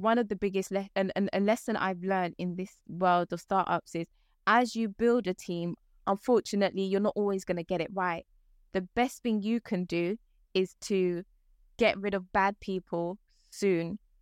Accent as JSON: {"language": "English", "region": "London", "country": "United Kingdom", "tie": "born or raised there", "also_born_or_lived": "Ghana", "said": "I've spent most of my career in London, um, my life, sorry, in London"}